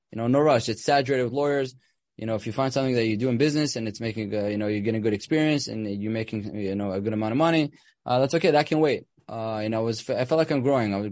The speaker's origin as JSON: {"language": "English", "town": "Ra'anana", "region": "Central District", "country": "Israel", "tie": "born or raised there", "said": "I grew up with him in Ranana in Israel."}